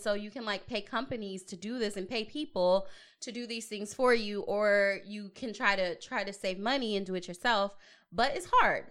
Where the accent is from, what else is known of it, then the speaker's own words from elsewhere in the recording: Long Beach, California, United States; also born or lived in Atlanta; now in Portland, United States; I'm from Long Beach